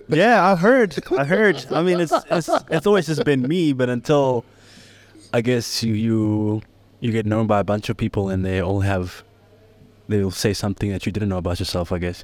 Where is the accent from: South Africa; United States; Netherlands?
South Africa; Johannesburg, Gauteng; also born or lived in Soweto; I'm born and raised in the south of Johannesburg. Well, I was born in Shawela